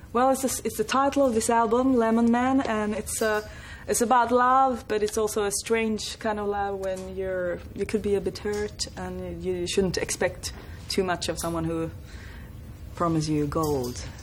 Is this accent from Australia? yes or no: no; northern Sweden, Sweden; I was brought up in a very, very small uh, village in the north of Sweden.